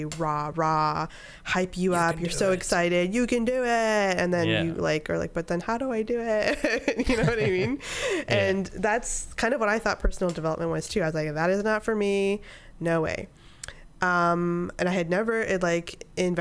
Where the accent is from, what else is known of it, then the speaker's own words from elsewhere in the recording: Canada; moved away as an adult; also born or lived in upstate New York / Miami, Florida; I'm Canadian